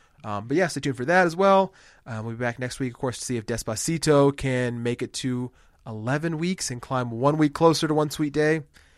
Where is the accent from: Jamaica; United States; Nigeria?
United States; Houston, Texas; I'm from Houston.